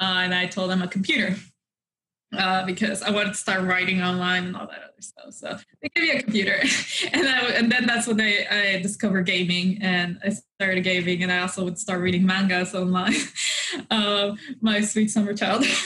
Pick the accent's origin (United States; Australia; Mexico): Mexico; moved away; when I grew up in Mexico